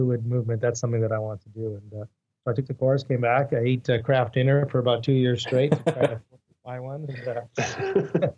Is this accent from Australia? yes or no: no; Montreal, Quebec, Canada; moved away as an adult; also born or lived in United States; now in Vancouver, Canada; Born and raised in Montreal.